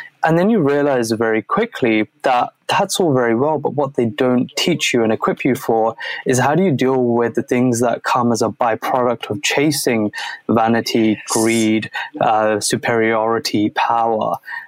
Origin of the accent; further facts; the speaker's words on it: Croydon, London, United Kingdom; So I grew up in a small town called Croydon. It's actually not, is it? I mean, it's small to the world, but in London, it's like one of the biggest towns that there is. And the area I grew up is an area called Thornton Heath